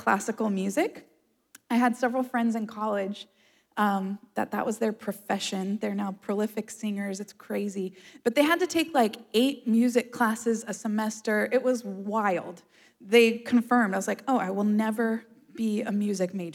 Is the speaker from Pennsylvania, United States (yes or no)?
no; Florida, United States; I'm a native Floridian. I've lived in Florida my whole life.